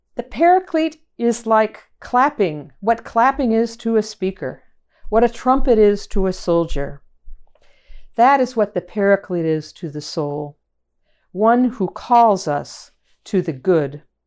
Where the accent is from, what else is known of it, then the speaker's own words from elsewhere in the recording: Chicago, Illinois, United States; moved away; also born or lived in Boston; from my hometown in Chicago